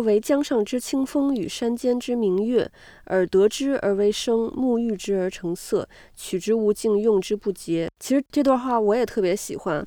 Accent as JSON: {"language": "Chinese", "country": "China", "moved": "yes", "said": "但是在国外，那我们都是中国人，嗯、甚至说可能我们都是亚洲人。"}